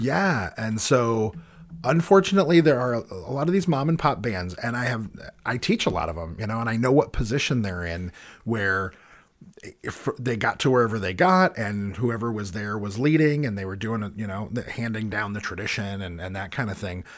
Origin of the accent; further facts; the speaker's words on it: United States; as an American, playing with an American band